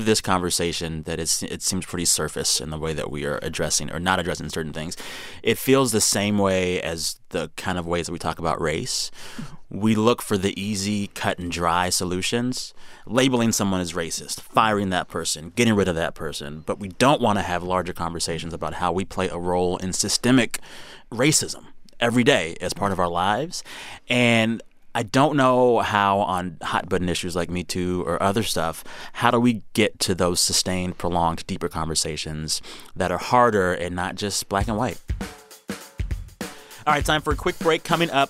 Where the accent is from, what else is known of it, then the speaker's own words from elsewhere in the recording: San Antonio, Texas, United States; moved away; My hometown of San Antonio